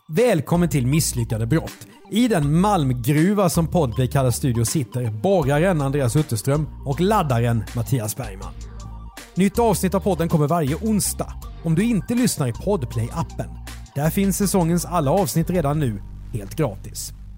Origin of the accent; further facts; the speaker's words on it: southern Sweden, Sweden; vi är från södra Sverige